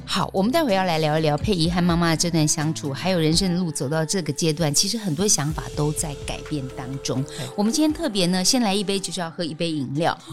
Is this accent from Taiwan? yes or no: yes; Keelung, Taiwan; 我国中那一年嗯住基隆，然后那时候是租房子，在嗯海事专科学校对面